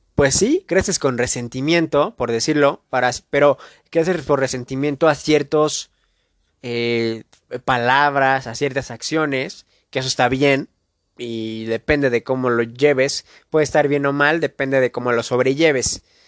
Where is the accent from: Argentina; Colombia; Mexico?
Mexico; de donde yo soy, de México